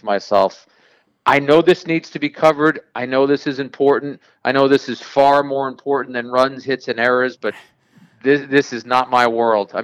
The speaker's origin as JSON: {"language": "English", "town": "Jersey City", "region": "New Jersey", "country": "United States", "tie": "born or raised there", "said": "As a kid growing up in Jersey City"}